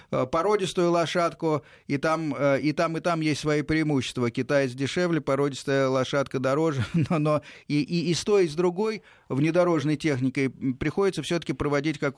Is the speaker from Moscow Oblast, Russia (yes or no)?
yes; Moscow Oblast, Russia; э, с Московской области.